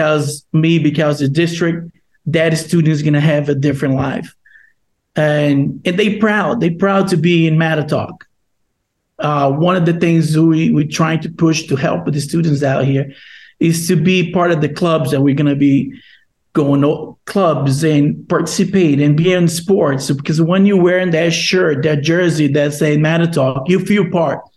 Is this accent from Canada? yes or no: no; Brazil; English is a second language; now in Long Island, United States; I'm from Brazil, and I was one of the L's. I was one of our students. I'm moved here from Brazil and by myself without any family members